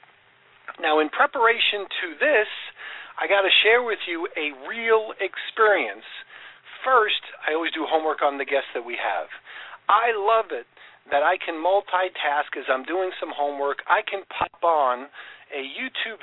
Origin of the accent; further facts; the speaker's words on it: New York, United States; I grew up in New York